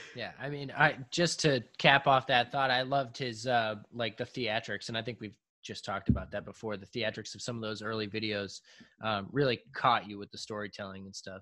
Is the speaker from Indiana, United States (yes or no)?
no; South Shore, south of Boston, Massachusetts, United States; we're from South Shore, south of Boston